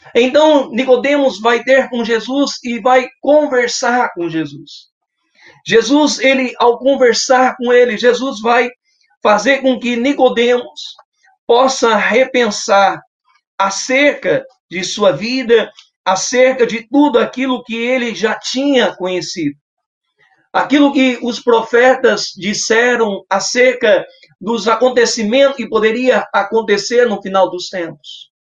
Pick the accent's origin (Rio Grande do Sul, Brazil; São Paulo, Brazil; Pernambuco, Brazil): São Paulo, Brazil; Capão Bonito; sou da cidade de Capão Bonito, estado de São Paulo